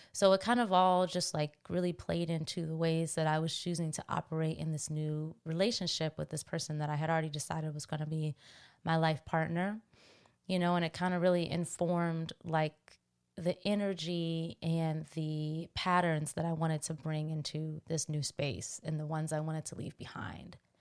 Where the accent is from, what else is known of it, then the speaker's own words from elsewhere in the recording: Washington, District of Columbia, United States; I'm from Washington, D C